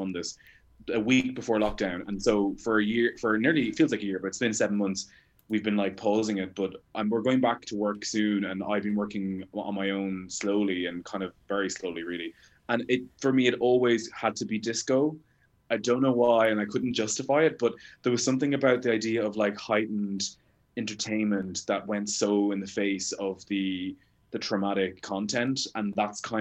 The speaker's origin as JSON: {"language": "English", "country": "Ireland", "moved": "yes", "lives_now": "United Kingdom", "said": "being an Irish person in the UK"}